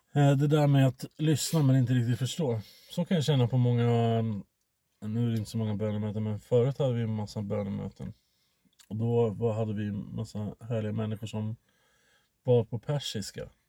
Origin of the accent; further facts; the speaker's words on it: Sweden; mig som svensk